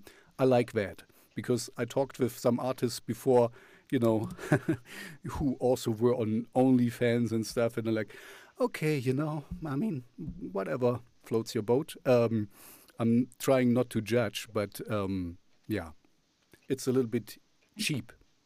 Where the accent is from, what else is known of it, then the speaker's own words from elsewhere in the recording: Moscow, Russia; English is a second language; where I'm coming from Moscow and Russia, it's so easy to use your looks to kind of clickbait and to kind of get things done